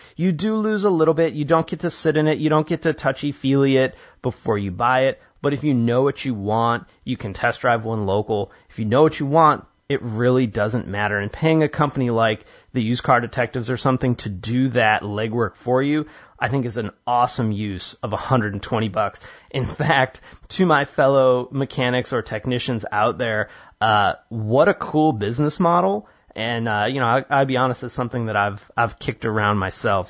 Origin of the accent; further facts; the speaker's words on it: Illinois, United States; I grew up in Illinois